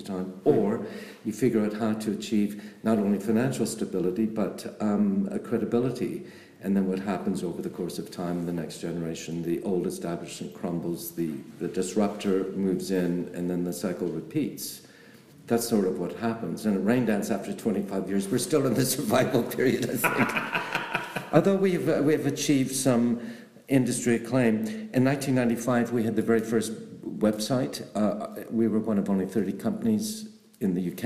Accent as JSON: {"language": "English", "country": "Canada", "moved": "as an adult", "lives_now": "London, United Kingdom", "said": "I am Canadian"}